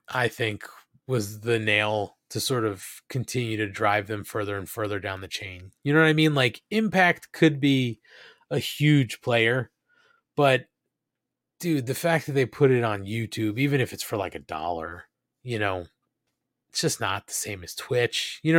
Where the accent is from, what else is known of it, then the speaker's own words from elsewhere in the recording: Nashville, Tennessee, United States; I was born and raised here in Nashville